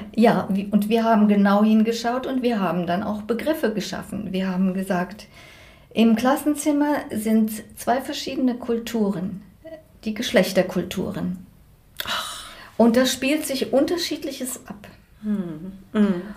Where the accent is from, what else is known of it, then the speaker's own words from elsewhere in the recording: Germany; moved away as an adult; now in Switzerland; Ich komme von Deutschland